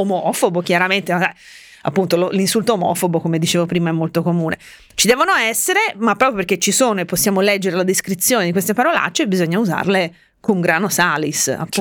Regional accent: Tuscany, Italy; also born or lived in Finland; Veneto, poi io son cresciuta in Toscana

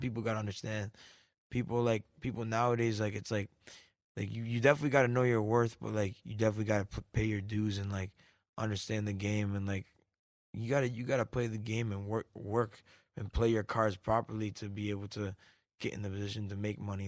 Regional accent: Canada; moved away; I came up from Canada

